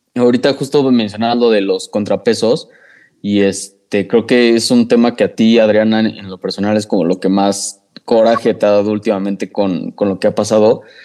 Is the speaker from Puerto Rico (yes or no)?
no; Mexico; nosotros como mexicanos